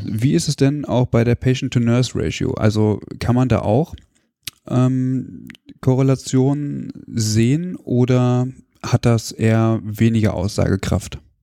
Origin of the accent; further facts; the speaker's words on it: Hanover, Lower Saxony, Germany; moved away; ich komme ursprünglich aus Hannover